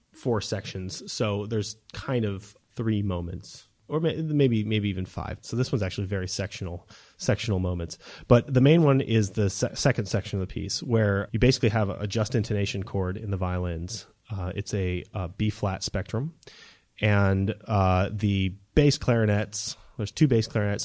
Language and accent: English; New Hampshire, United States; moved away as an adult; also born or lived in California / Texas; growing up in New Hampshire